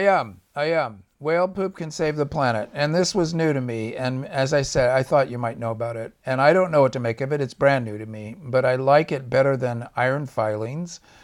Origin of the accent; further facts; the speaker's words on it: Orange County, California, United States; I came from Orange County when I was a kid. It was actually Orange Groves. And, um, as I grew up, I watched the Orange Groves get torn out